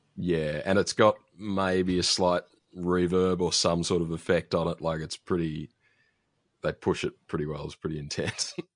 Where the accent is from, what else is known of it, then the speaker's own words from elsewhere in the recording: Australia; an Australian